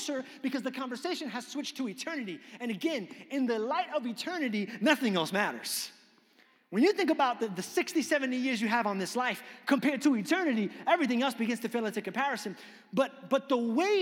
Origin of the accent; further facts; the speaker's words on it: New York, United States; I grew up in New York